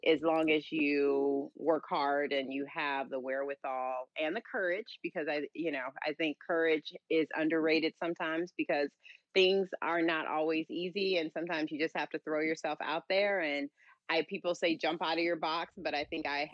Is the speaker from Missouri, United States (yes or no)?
yes; St. Louis, Missouri, United States; moved away; being born and raised in St. Louis